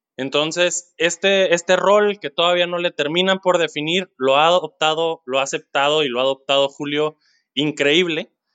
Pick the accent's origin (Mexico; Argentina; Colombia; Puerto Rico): Mexico; Culiacán, Sinaloa; soy de Culiacán